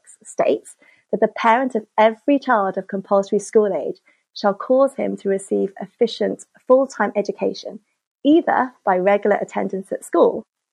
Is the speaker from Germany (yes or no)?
no; Cardiff, Wales, United Kingdom; moved away as an adult; also born or lived in Hong Kong; I grew up in Cardiff in the 80s and 90s